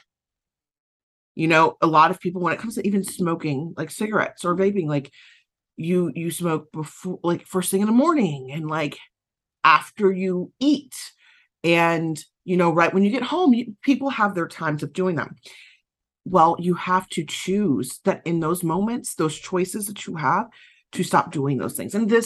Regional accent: Southern United States, United States; accent: Southern; my Southern accent kicked in there some

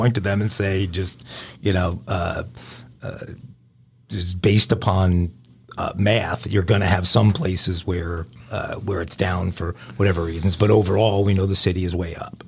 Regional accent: New York, United States; moved away as an adult; also born or lived in California; growing up in New York

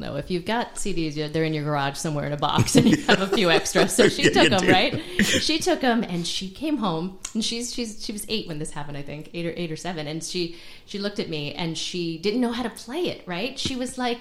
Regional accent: Maplewood, New Jersey, United States; moved away as an adult; also born or lived in New York / Los Angeles; now in Nashville, United States; grew up in New Jersey and did a lot of music in New York and then was in L.A. for a long time

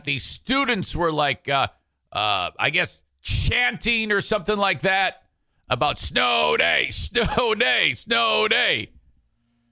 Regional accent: Warren, Michigan, United States; where I grew up in Metro Detroit, there's 50 million school districts. Warren consolidated is what I have to hear. City of Warren.

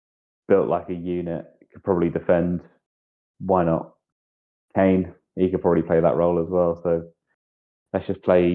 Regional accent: England, United Kingdom; As an Englishman

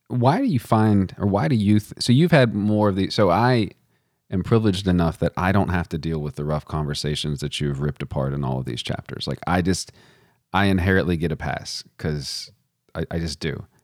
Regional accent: Texas, United States; moved away; also born or lived in Virginia; I did not learn about Stone Mountain growing up in Texas

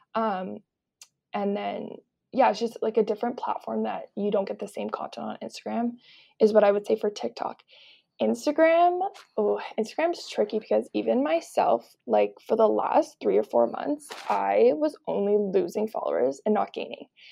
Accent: Kelowna, British Columbia, Canada; moved away as an adult; now in Toronto, Canada; I grew up in Kelowna, B C, and then I've lived in Toronto for the last year and a half

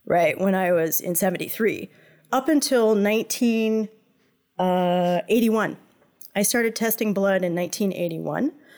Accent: United States; moved away as an adult; now in Montreal, Canada; I grew up in the United States

